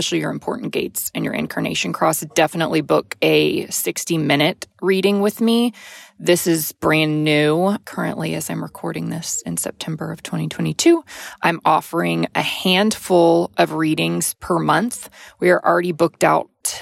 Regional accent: Texas, United States; growing up in the South, being in Texas

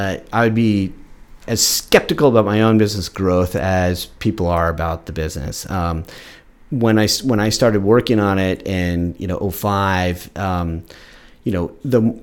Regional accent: Central Ohio, United States; also born or lived in West Seattle; now in Seattle, United States; I'm born from Central Ohio, where you couldn't imagine a different environment

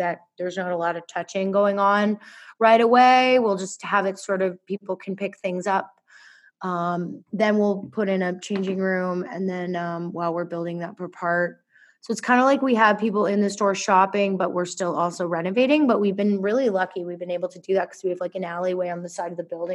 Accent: Halifax, Nova Scotia, Canada; also born or lived in Massachusetts, United States; we moved here when I was a young child, when I was six

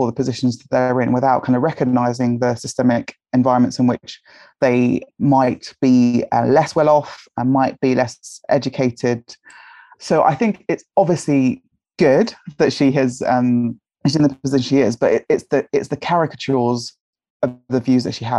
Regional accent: Nigeria; also born or lived in United Kingdom; everything to try and not be Nigerian. So to kind of assimilate into kind of British culture. But I'm definitely Nigerian and British.

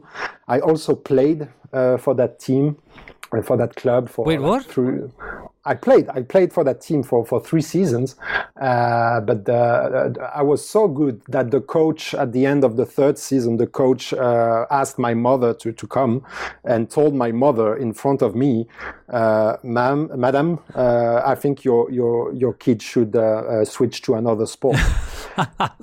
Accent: Metz, Grand Est, France; I was born and raised in Metz. I grew up basically 1 kilometer away from the stadium.

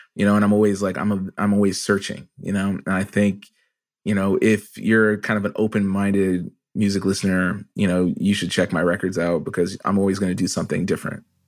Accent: Canada; I'm also a Canadian

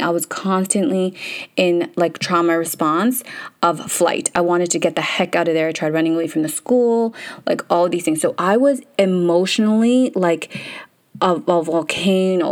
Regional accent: Canada; English is a second language; So I couldn't speak English, moved to Canada.

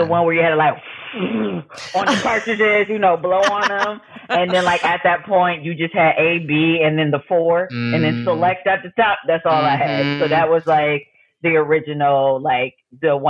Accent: Buffalo, New York, United States; moved away as an adult; now in Massachusetts, United States; I'm originally from Buffalo, New York. So the city of snow

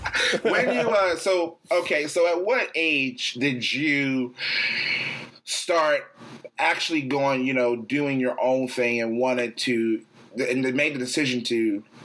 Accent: Florida, United States; So growing up in Central Florida, I didn't realize that you were in a band with your family.

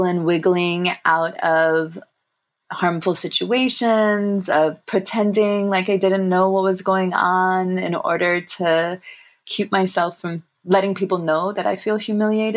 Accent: United States; accent: American; also born or lived in England; as a young Tamil person growing up in America

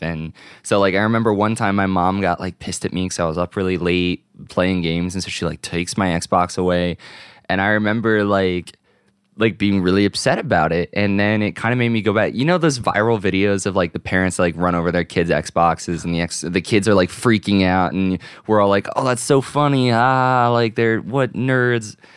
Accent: Virginia, United States; my local GameStop growing up in Virginia

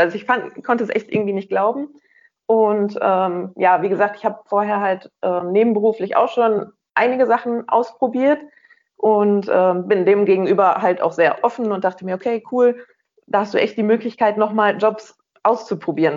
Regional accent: Rheinberg, North Rhine-Westphalia, Germany; weil ich vom Niederrhein komme, aus einem kleinen Dörfchen namens Rheinberg

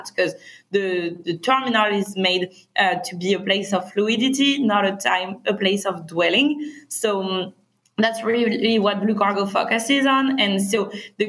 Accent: France; accent: French; English is a second language; moved away as an adult; also born or lived in Berkeley, United States; now in Los Angeles, United States; we're both originally from France. We moved to Berkeley for our studies and we met in college

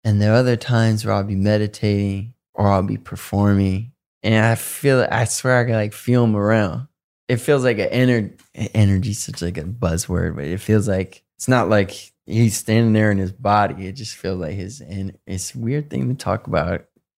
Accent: Detroit, Michigan, United States; also born or lived in Southfield; I have a lot of friends I grew up with in Detroit and Southfield

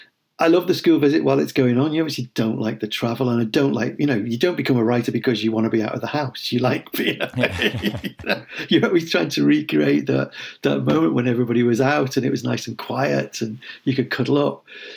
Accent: Liverpool, North West England, United Kingdom; I mean, I'm Liverpool Irish, and Liverpool has always had that very strong connection.

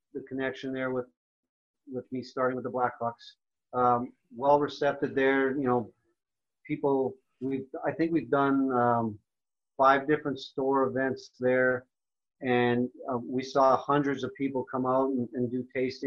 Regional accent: Canada; moved away as an adult; also born or lived in North Dakota / Chicago; now in United States; I grew up in Canada

